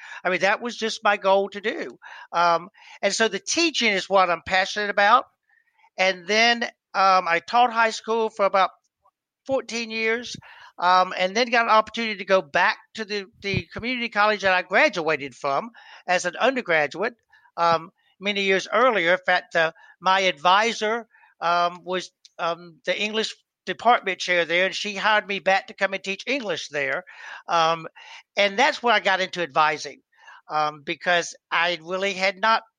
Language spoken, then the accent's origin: English; Georgia, United States; I was from Georgia